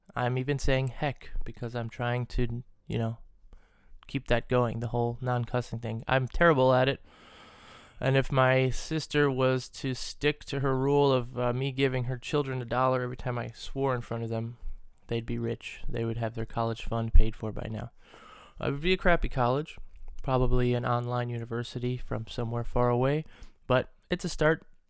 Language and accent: English; United States; growing up in the States